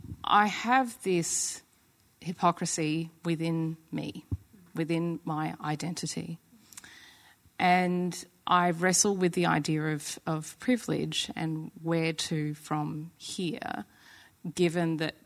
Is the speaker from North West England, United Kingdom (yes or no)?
yes; Crewe, North West England, United Kingdom; born there; So to be that descendant of my Rwandan side, and yet have an English father and be born in Crewe, in Cheshire